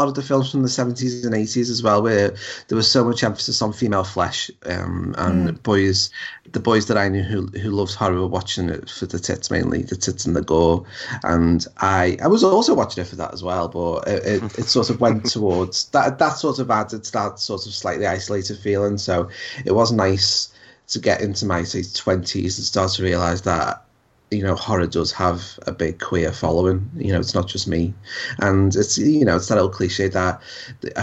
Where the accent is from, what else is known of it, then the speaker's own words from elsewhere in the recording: United Kingdom; accent: regional; we're British, we're not from London, we're sort of regional voices